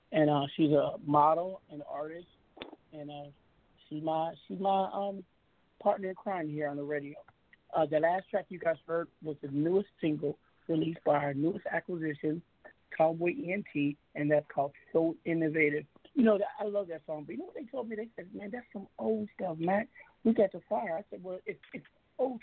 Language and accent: English; Seattle, Washington, United States; I'm from the West Coast. I'm from Seattle